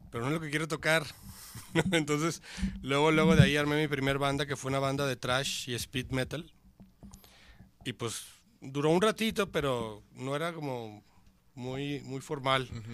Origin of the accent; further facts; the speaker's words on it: Mazatlán, Sinaloa, Mexico; moved away as an adult; now in Guadalajara, Mexico; Yo soy de Mazatlán